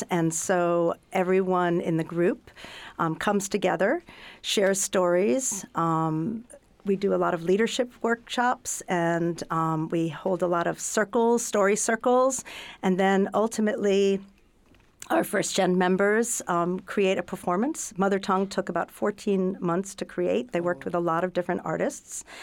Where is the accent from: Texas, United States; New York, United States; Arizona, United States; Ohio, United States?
New York, United States; New York City; now in Northampton, United States; I'm originally from New York City, um, and I live in Northampton as well.